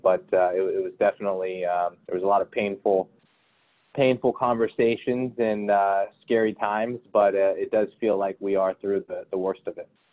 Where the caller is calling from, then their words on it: Miami, Florida, United States; I'm calling in from Miami. I've, I've been here for the last three months.